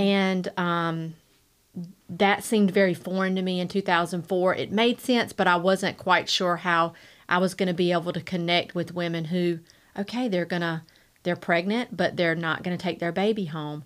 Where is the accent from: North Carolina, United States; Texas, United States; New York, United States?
North Carolina, United States; Rocky Mount; I grew up here in Rocky Mount. I am a Rocky Mount native. I, born and raised here.